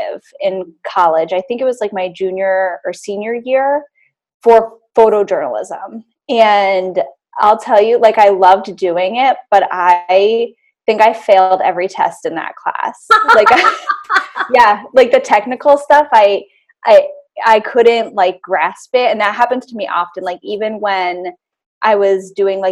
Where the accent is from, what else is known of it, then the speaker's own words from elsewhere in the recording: Boston, Massachusetts, United States; moved away as an adult; now in Hudson Valley, United States; I live in the Hudson Valley, New York now, but I grew up in Boston